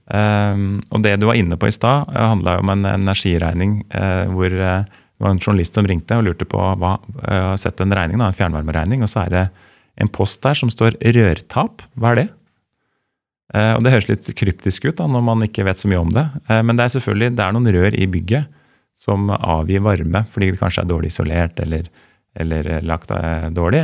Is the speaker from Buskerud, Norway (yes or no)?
yes; Lier, Buskerud, Norway; jeg er jo fra Lier